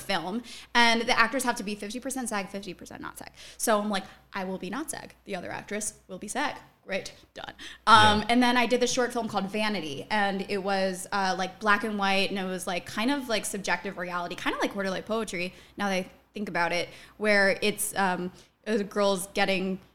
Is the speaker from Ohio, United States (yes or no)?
no; New Jersey, United States; I'm from New Jersey